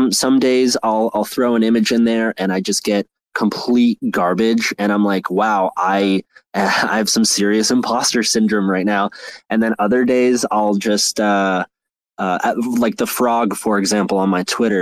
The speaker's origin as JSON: {"language": "English", "town": "Toronto", "region": "Ontario", "country": "Canada", "said": "I'm from Toronto, and I'm big in the music scene."}